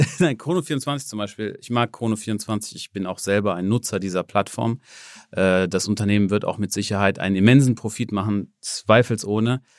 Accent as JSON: {"language": "German", "country": "Germany", "said": "ich komme aus Deutschland"}